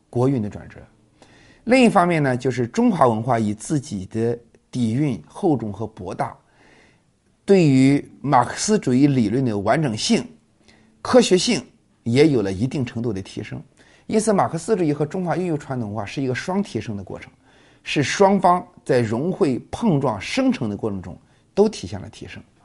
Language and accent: Chinese; China; 我们作为一个中国人